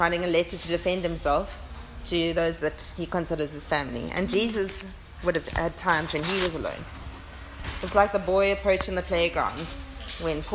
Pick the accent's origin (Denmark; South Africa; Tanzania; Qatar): South Africa; Port Elizabeth, Eastern Cape; moved away as an adult; I moved from Port Elizabeth to Cape Town to study medicine. I was 18. I left my family of origin